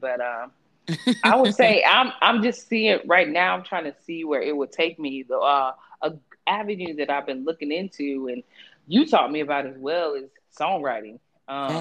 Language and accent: English; Georgia, United States; I'm from Georgia. I'm from Georgia. Born and raised